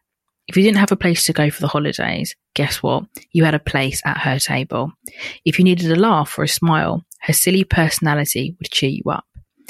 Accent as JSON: {"language": "English", "region": "Dubai", "country": "United Arab Emirates", "tie": "born or raised there", "said": "I grew up in Dubai, so it was not your typical white Christmas, but nevertheless, it was still the best time and I will always cherish it."}